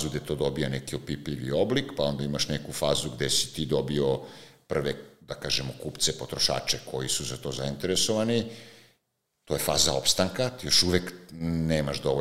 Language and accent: Croatian; Serbia; govorim kao Srbi